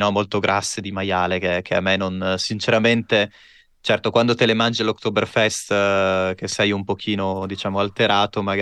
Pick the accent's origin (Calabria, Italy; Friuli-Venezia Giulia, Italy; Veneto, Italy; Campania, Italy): Friuli-Venezia Giulia, Italy; Pordenone; Io vengo da... Vengo da Pordenone, in Friuli Venezia